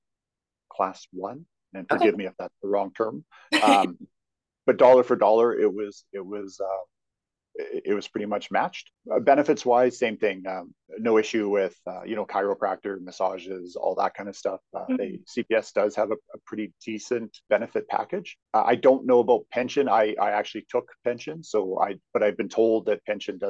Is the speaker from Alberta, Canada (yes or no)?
yes; outside Edmonton, Alberta, Canada; now in Calgary, Canada; I grew up outside Edmonton.